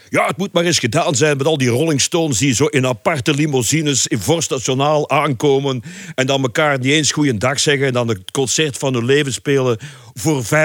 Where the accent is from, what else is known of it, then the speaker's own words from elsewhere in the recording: Leopoldsburg, Flanders, Belgium; moved away as an adult; Enfin, ik kwam uit Leopoldsburg om te studeren in Brussel. Mhm. Eind jaren zeventig.